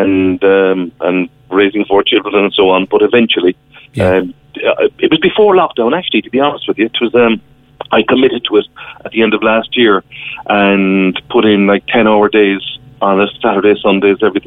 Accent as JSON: {"language": "English", "town": "Cork", "region": "Munster", "country": "Ireland", "tie": "born or raised there", "said": "I grew up there in the inner city down the road from you. And look at the place names I was surrounded by growing up in Cork City"}